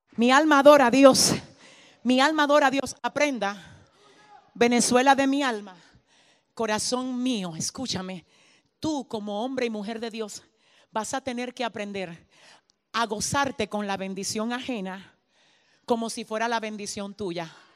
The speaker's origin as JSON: {"language": "Spanish", "country": "Dominican Republic", "said": "mi tierra, República Dominicana. Mi isla, Santo Domingo"}